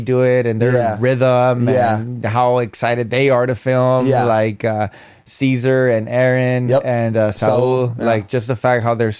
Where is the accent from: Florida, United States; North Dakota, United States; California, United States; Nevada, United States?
California, United States; Norwalk; I'm from Norwalk